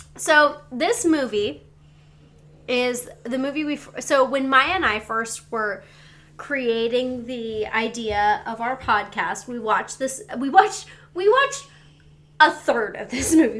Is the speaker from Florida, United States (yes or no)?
no; Seattle, Washington, United States; we're from Seattle.